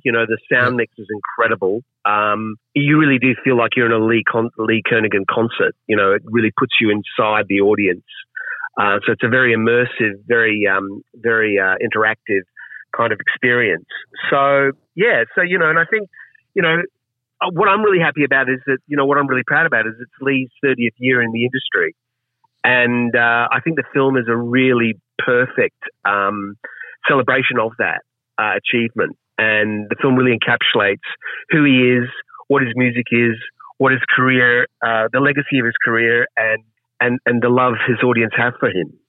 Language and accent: English; Queensland, Australia; I'm from Queensland, so yeah. even though I'm from the city